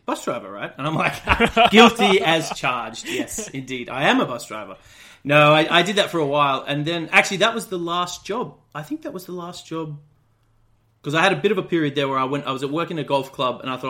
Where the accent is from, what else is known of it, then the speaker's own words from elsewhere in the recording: about 3 hours northwest of Brisbane, rural Queensland, Australia; moved away; I'm from Australia originally. I grew up in outside a little town in rural Queensland, about 3 hours kind of northwest of Brisbane, and grew up on a dairy farm